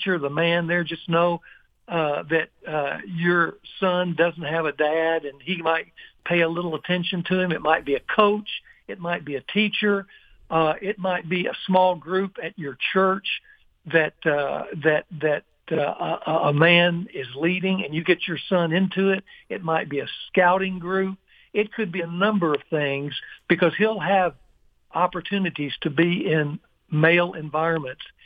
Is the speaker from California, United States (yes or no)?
no; Ruston, Louisiana, United States; in my hometown